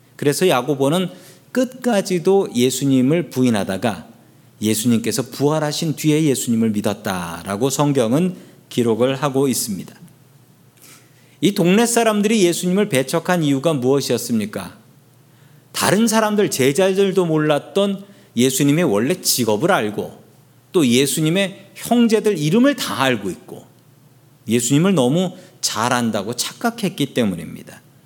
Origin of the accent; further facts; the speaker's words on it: Seoul, South Korea; now in United States; 서울 봉천동에서 자랐습니다. 태어난 곳은 거긴 아닌데 서울 봉천동에서 자랐는데